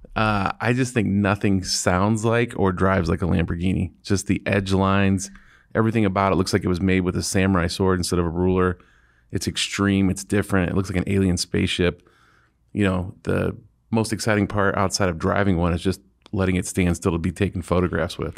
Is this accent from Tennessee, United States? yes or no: no; Akron, Ohio, United States; I'm from Akron